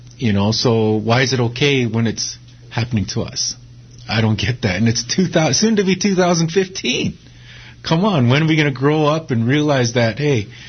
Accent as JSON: {"language": "English", "area": "Wounded Knee", "region": "South Dakota", "country": "United States", "tie": "born or raised there", "said": "as a child growing up, I rode past the Wounded Knee Massacre site, going to and from school."}